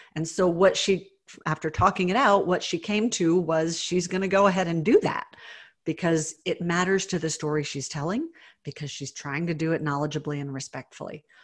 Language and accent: English; the South, United States; I was raised in the South